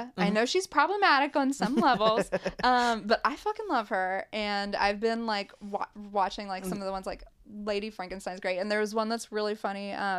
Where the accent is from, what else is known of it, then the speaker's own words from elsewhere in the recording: Appalachia, United States; And I think for like, growing up in Appalachia, like constantly trying to overcome all the stereotypes, or people will be like, you're so lucky you got out.